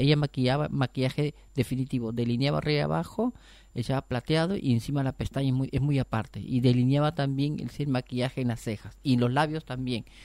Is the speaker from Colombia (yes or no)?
no; Peru; now in Argentina; yo soy de Perú